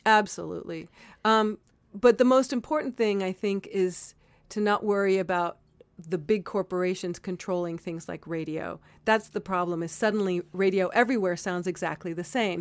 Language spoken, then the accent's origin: English; Miami, Florida, United States; Growing up in Miami, it was very Republican